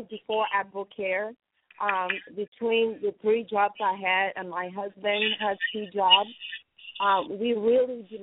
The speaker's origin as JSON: {"language": "English", "country": "Cameroon", "moved": "yes", "said": "we are originally from Cameroon, West Africa, and we don't get to go back home as much as we like"}